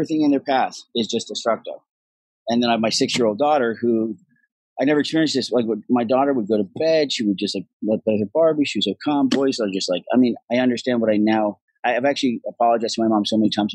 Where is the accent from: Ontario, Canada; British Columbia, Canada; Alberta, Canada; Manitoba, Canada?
British Columbia, Canada; Vancouver; accent: Irish; also born or lived in Dublin, Ireland; I was born in Dublin, Ireland, and I left Ireland when I was six. Moved to Vancouver, Canada.